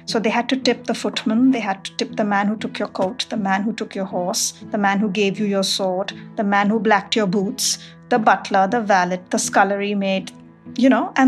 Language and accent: English; Mumbai, Maharashtra, India; moved away as an adult; now in Knoxville, United States; I live in Knoxville, Tennessee, and I moved here 10 years ago from Bombay, India.